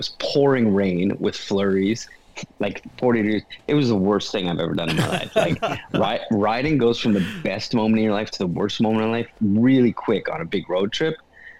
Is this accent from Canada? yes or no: yes; Canada; I'm Canadian